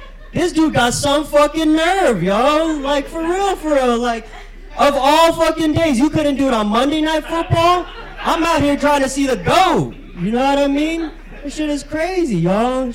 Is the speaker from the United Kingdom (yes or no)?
no; Philippines; Yeah, I've been told I'm a bad representation of the Hispanic community, which makes sense because I'm Filipino.